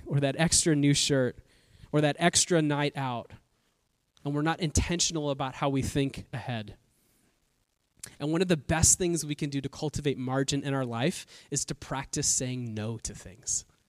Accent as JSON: {"language": "English", "area": "Bay Area", "region": "California", "country": "United States", "tie": "born or raised there", "lives_now": "Southern California, United States", "said": "I've been in California my entire life. Uh, I'm from the Bay Area"}